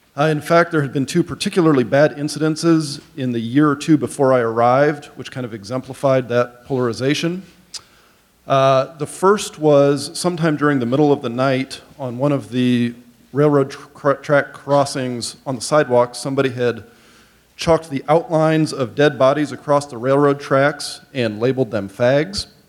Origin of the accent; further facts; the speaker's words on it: Goshen, Indiana, United States; I grew up in College Mennonite Church and in Goshen